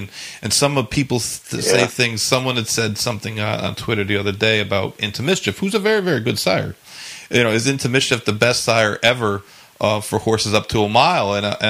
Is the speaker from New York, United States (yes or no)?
yes; Saratoga Springs, New York, United States; But, you know, I grew up in Saratoga, so, like, us kids that grew up in Saratoga